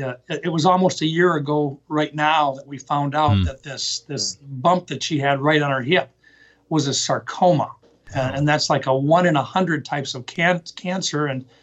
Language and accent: English; Pierre, South Dakota, United States; also born or lived in Huron, South Dakota; I was born in Huron. Okay. But we moved to Pierre when I was like 3 years old